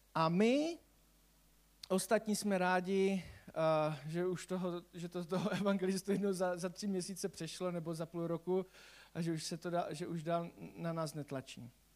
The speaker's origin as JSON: {"language": "Czech", "region": "Silesia", "country": "Czechia", "said": "u nás na Slezsku"}